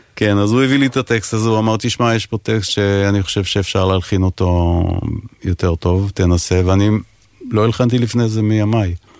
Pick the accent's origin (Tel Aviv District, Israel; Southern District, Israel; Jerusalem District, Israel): Southern District, Israel; Ashdod; moved away as an adult; also born or lived in England; אני גדלתי באשדוד, מגיל 10 עד 18 אה, בערך